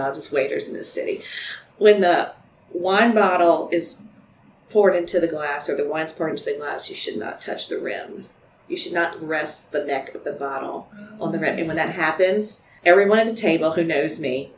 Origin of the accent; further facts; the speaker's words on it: Baton Rouge, Louisiana, United States; also born or lived in Lake Charles; And grew up here. So I'm really from Baton Rouge.